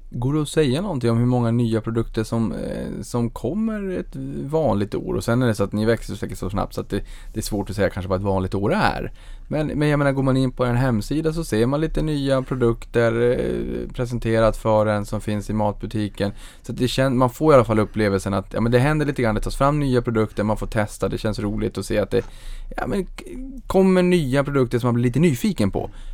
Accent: Norrbotten County, Sweden; jag kommer från Norrbotten, då är det knallsvart eh, halva året

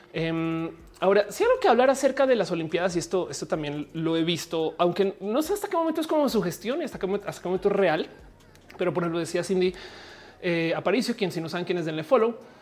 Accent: Mexico; yo soy mexicana también

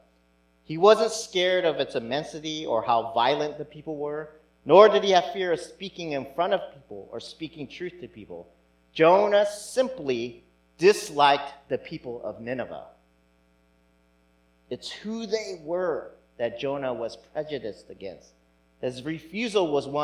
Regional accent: United States; maybe being Asian American

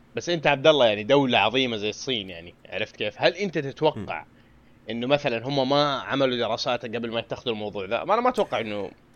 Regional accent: Saudi Arabia; هنا عندنا في السعوديه

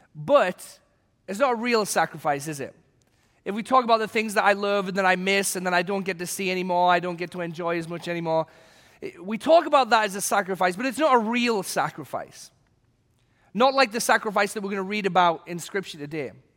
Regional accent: England, United Kingdom; moved away; when I was a kid growing up in England

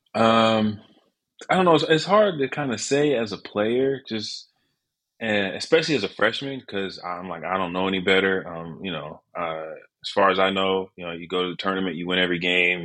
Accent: Fairfax, Virginia, United States; also born or lived in Manassas, Virginia; I was born in Fairfax. Lived in Manassas for a little while

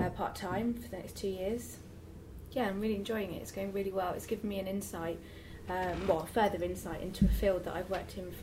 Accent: London, United Kingdom; I'm born and bred in East London, which, as I said before, is a rarity

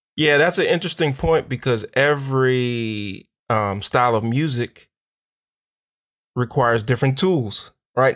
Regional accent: Pittsburgh, Pennsylvania, United States; now in Chicago, United States; I'm originally from Pittsburgh, but we're here in Chicago

